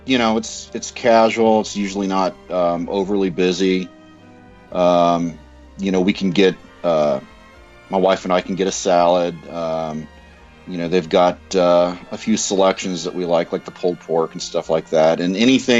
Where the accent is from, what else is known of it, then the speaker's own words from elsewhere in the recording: Southern California, United States; I grew up in Southern California.